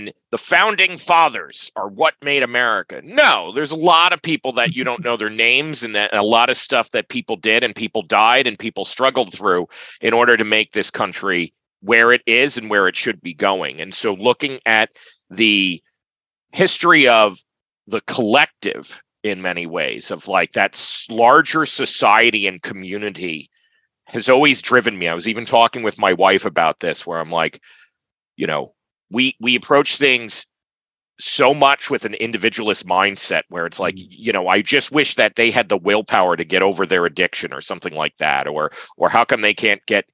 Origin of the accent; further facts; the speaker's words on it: upstate New York, United States; also born or lived in Plattsburgh, New York; I'm from upstate New York. In terms of where I grew up, I was born in New York City